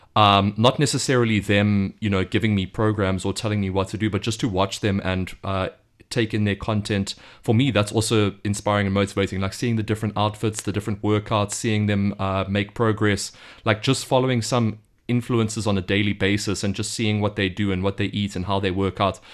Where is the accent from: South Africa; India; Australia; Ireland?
South Africa; moved away as an adult; now in Beijing, China; I'm from South Africa. I've just moved to Beijing just over a month ago